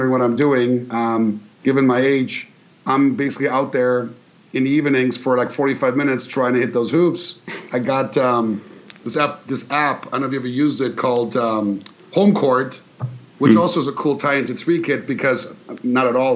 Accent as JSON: {"language": "English", "area": "near Karlsruhe", "region": "Baden-Württemberg", "country": "Germany", "tie": "born or raised there", "moved": "yes", "said": "So I grew up in Germany in a town by Karlsruhe, which no one's heard of unless you're from Germany"}